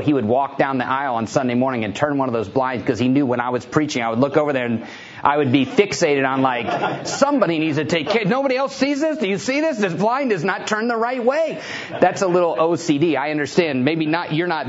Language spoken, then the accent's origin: English; Houston, Texas, United States; you know, where do you come from? I told him Houston, Texas.